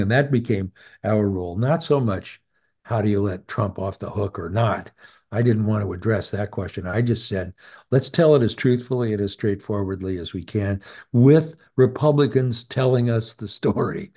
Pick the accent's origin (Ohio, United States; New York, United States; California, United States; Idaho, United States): Idaho, United States; I'm from Idaho